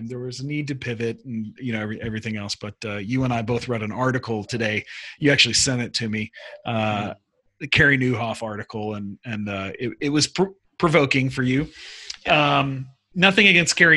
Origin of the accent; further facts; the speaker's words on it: Houston, Texas, United States; moved away as an adult; also born or lived in Sweden; I grew up in Houston